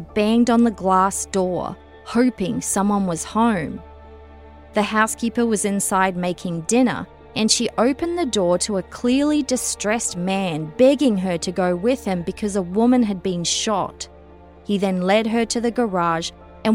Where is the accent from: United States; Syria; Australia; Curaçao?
Australia; moved away; I'm obviously originally from Australia